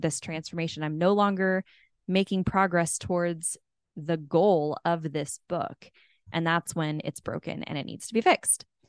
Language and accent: English; California, United States; I grew up in California